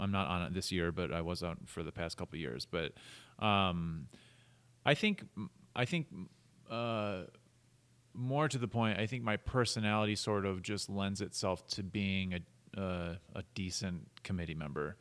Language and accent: English; Minnesota, United States; now in Utah, United States; I grew up in Minnesota